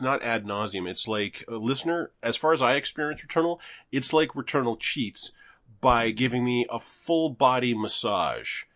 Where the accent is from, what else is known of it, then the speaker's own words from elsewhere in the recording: Canada; moved away; there was a time when we were the greenest city in Canada